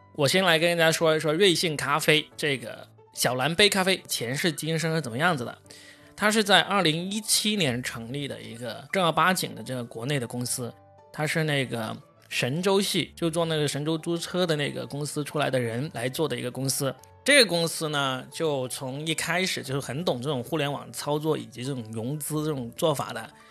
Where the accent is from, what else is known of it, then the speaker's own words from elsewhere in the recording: China; 我们中国人